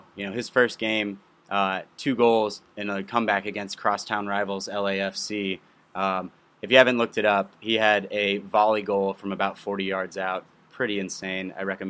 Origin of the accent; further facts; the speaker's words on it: St. Louis, Missouri, United States; I'm from St. Louis.